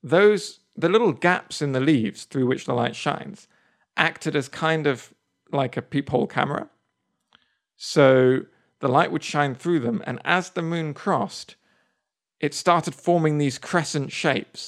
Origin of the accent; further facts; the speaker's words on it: England, United Kingdom; now in United States; I come over here as an English person